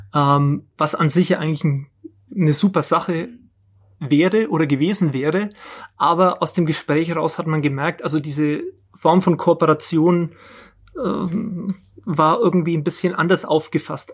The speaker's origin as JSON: {"language": "German", "town": "Nuremberg", "region": "Bavaria", "country": "Germany", "tie": "born or raised there", "said": "ich bin, bin gebürtiger Nürnberger, hab hier, war hier in der Schule, habe hier studiert"}